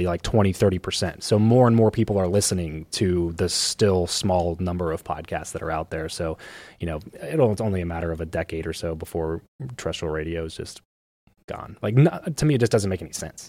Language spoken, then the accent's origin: English; Southern California, United States; I grew up in SoCal